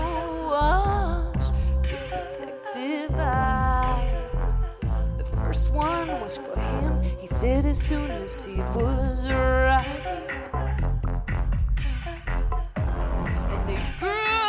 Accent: New York, United States; I'm from New York

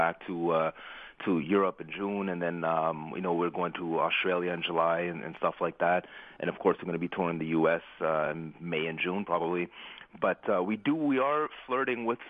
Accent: Ottawa, Ontario, Canada; my hometown here in Ottawa

